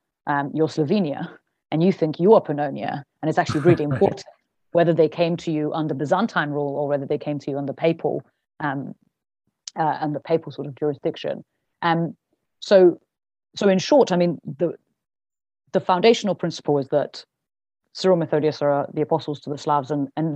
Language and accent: English; Bulgaria; moved away; I was born in Bulgaria